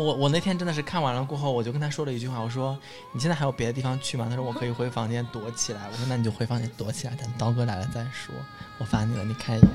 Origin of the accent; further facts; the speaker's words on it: southern China, China; 我作为一个南方人啊